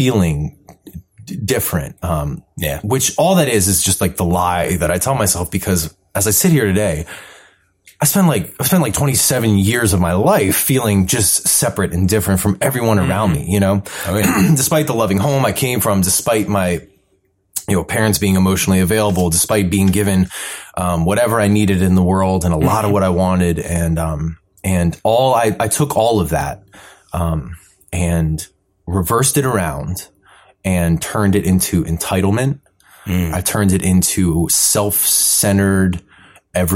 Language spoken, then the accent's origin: English; Columbia, Maryland, United States; I grew up in Columbia, Maryland